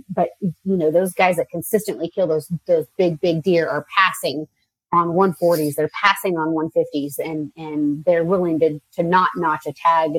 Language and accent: English; Oregon, United States; I'm from Oregon, so we don't hunt whitetail here